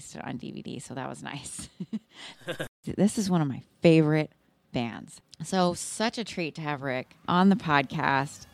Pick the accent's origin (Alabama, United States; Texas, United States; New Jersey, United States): Texas, United States; Austin; now in Seattle, United States; I live in Seattle. I'm originally from Austin, Texas